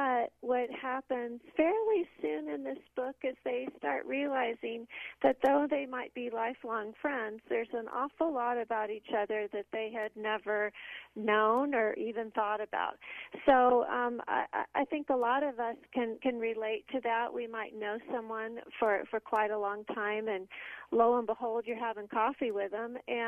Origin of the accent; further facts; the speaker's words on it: Houston, Texas, United States; I grew up in Houston, Texas